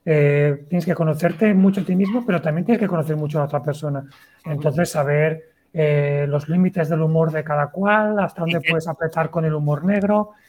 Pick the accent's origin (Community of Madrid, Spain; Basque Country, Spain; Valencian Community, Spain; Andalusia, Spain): Valencian Community, Spain; Valencia; tengo 36 años y vengo desde Valencia.